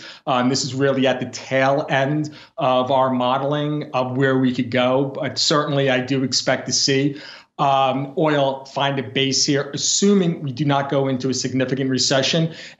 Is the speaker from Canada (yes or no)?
no; Philadelphia, Pennsylvania, United States; right here in my hometown, Philadelphia, the once great epicenter of the East Coast refinery, we've lost 55% of our refinery capacity. So 3 years ago, we had a refinery in South Philly